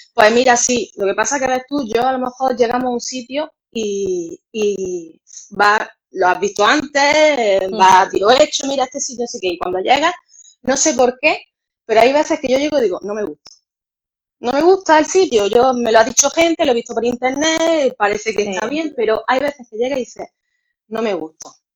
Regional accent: Granada, Andalusia, Spain; moved away as an adult; now in Málaga, Spain; nosotros somos, vivimos en Málaga, pero somos granaínos.

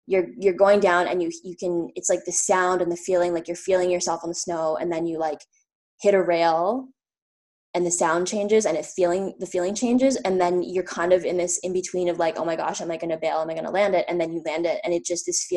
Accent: Ottawa, Ontario, Canada; moved away as an adult; I'm from Ottawa

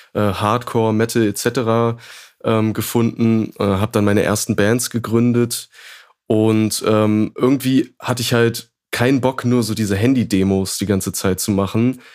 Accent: Braunschweig, Lower Saxony, Germany; also born or lived in Hannover; ich komme ursprünglich aus Braunschweig

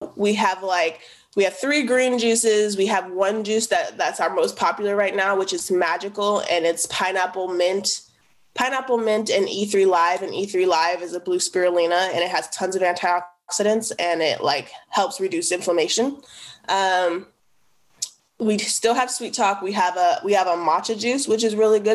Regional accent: United States; where I grew up in the Northeast

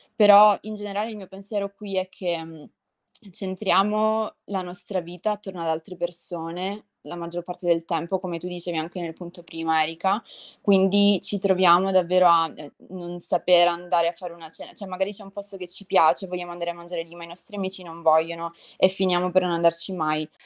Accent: Italy; moved away

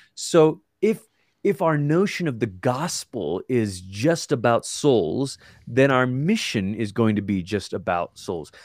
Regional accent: Malaysia; now in Colorado Springs, United States; I'm from Malaysia, and it's where I grew up

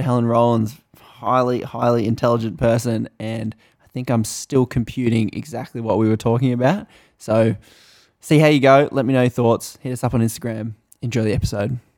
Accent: Australia; I'm from Australia

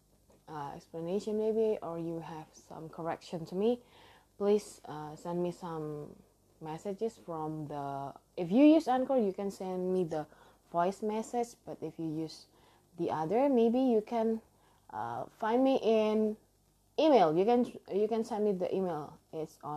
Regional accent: Indonesia; English is a second language; I am from Indonesia and English actually is not my first language

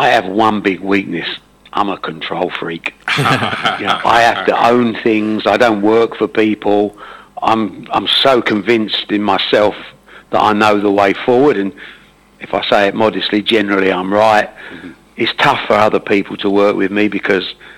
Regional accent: Dagenham, East of England, United Kingdom; also born or lived in Buckhurst Hill / Ongar / Brentwood; I'm an Essex man. I was born in Dagenham when it was Essex

